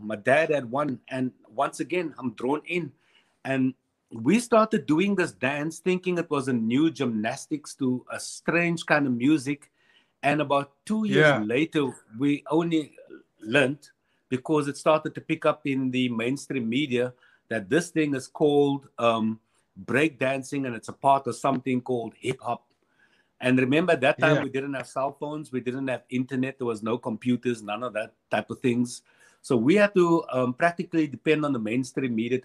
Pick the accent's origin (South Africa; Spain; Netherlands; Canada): South Africa; Cape Town, Western Cape; We would then move to Mitchell's Plain. And as a kid growing up in Mitchell's Plain and a typical kid on the Cape Flats